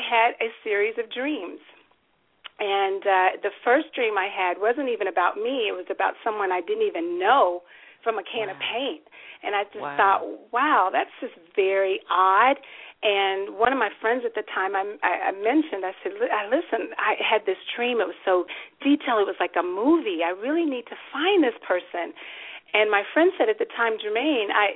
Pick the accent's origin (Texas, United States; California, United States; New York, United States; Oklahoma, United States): Oklahoma, United States; moved away; I'm a native of Oklahoma